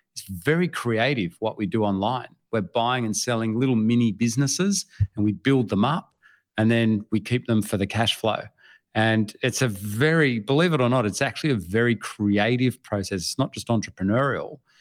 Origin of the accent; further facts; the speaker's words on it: Australia; I am from Australia